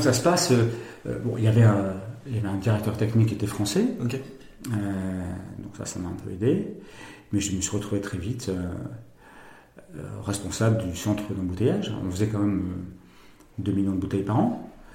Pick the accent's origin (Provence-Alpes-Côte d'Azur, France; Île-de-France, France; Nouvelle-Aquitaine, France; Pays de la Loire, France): Nouvelle-Aquitaine, France; Bordeaux; je suis né à Bordeaux, ville où j'ai grandi